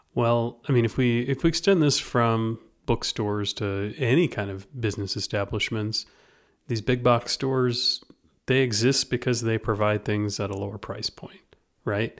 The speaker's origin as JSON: {"language": "English", "region": "Louisiana", "country": "United States", "tie": "born or raised there", "moved": "yes", "said": "for me in Louisiana"}